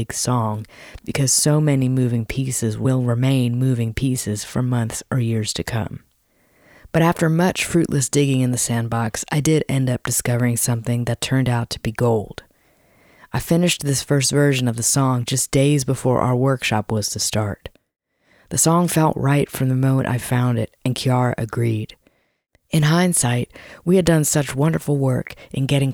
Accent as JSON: {"language": "English", "region": "Virginia", "country": "United States", "moved": "yes", "said": "I'm from Virginia"}